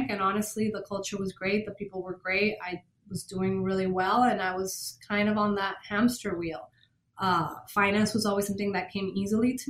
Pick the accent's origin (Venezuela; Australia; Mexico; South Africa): Venezuela; moved away as an adult; also born or lived in Boston, United States; now in Miami, United States; I grew up in Venezuela from German and Norwegian parents.